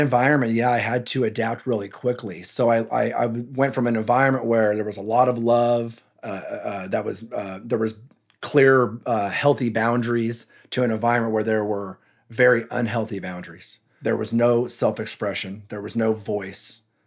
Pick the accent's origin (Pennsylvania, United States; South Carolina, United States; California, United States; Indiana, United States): California, United States; San Jose; also born or lived in Texas / Santa Cruz; I was born in San Jose, as I mentioned earlier, I'm from the San Jose area.